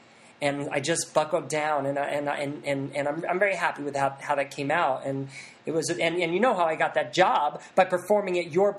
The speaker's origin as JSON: {"language": "English", "town": "Columbus", "region": "Ohio", "country": "United States", "tie": "born or raised there", "moved": "yes", "said": "In my hometown of Columbus, Ohio"}